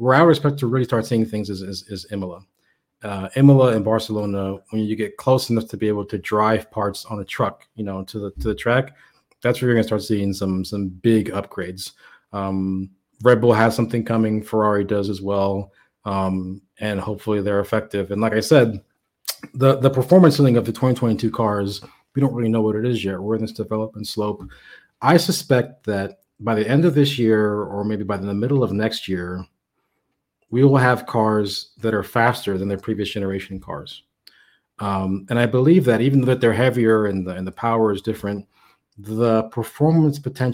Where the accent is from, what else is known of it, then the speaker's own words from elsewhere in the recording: Miami, Florida, United States; I am from Miami.